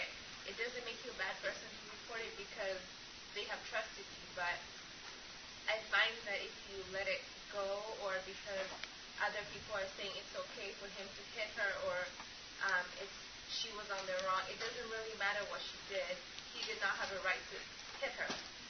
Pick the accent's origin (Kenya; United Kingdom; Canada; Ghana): Kenya; now in North Dakota, United States; I'm from Kenya